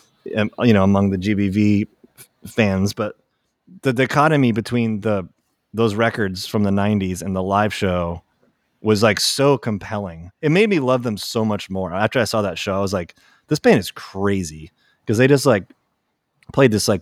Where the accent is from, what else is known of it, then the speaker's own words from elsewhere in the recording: Connecticut, United States; moved away as an adult; also born or lived in Portland; I grew up in Connecticut